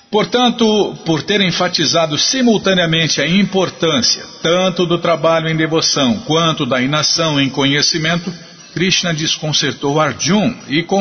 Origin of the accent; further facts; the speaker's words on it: Curitiba, Paraná, Brazil; now in Cuiabá, Brazil; sou natural de Curitiba, Paraná e moro atualmente em Cuiabá, Mato Grosso, onde trabalho e resido com a minha família.